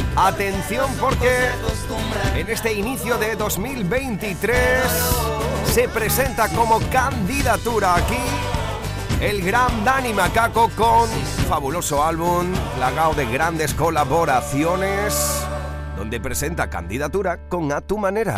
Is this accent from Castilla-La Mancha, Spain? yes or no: no; Huelva, Andalusia, Spain; en mi tierra, en Huelva